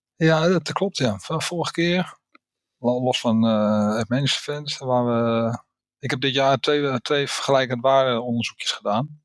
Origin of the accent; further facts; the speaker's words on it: Netherlands; ik ben een Nederlander